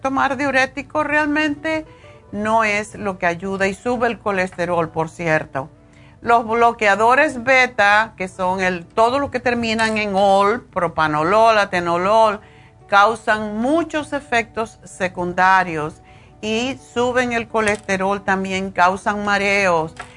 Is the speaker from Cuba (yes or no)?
yes; Cuba; siendo cubana